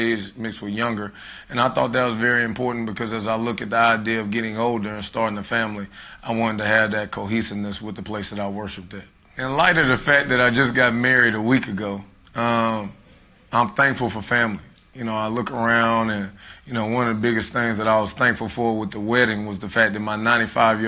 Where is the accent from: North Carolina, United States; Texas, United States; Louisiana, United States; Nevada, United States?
North Carolina, United States; Charlotte; I am from Charlotte, North Carolina. I graduated from West Mecklenburg High School.